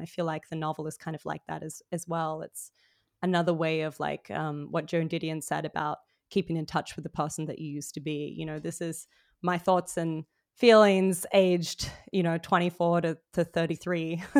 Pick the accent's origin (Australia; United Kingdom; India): Australia; Sydney, New South Wales; moved away as an adult; also born or lived in Melbourne; now in New York, United States; I was raised in Sydney